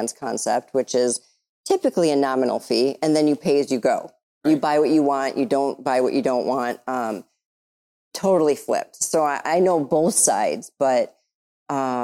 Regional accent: Michigan, United States; I'm from Michigan

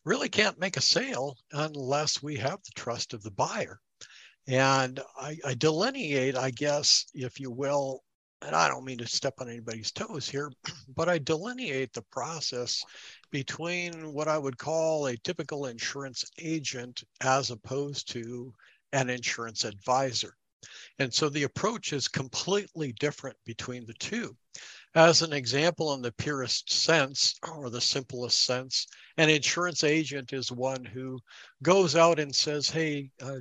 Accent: North Dakota, United States; I hail from North Dakota

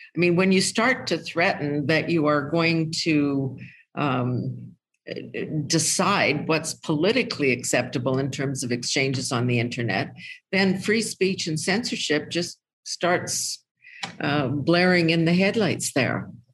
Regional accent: Canada; I'm a Canadian.

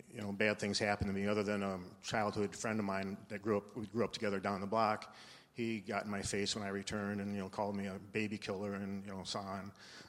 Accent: Detroit, Michigan, United States; also born or lived in New Orleans, Louisiana; I was born in New Orleans, Louisiana, in May of 1948. And my dad, as you said, was a pastor, and he received a call in 1953 to go to a mission church in Detroit. So I was basically raised in Detroit.

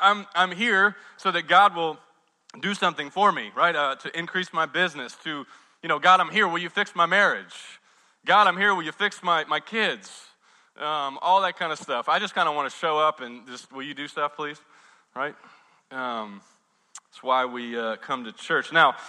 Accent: the South, United States; I don't want to be ugly because I'm from the South, and I have manners

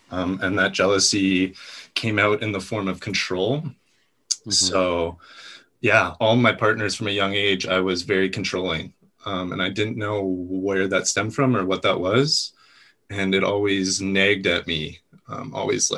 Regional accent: Kamloops, British Columbia, Canada; I grew up in Kamloops, BC

